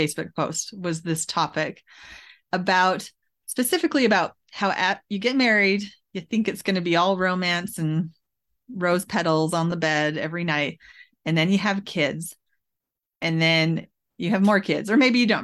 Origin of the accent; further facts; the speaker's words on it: Edmonton, Alberta, Canada; moved away as an adult; now in United States; where I grew up in Alberta and to take my kids to West Edmonton Mall